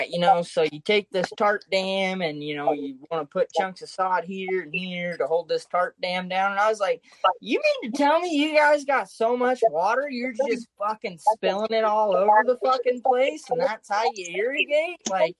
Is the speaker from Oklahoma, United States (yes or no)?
yes; Elk City, Oklahoma, United States; moved away; growing up in Western Oklahoma, you know, around Elk City